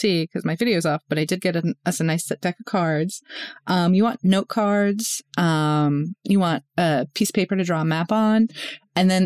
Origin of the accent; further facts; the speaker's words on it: Northeast, United States; I grew up in Northeast, like in the Northeast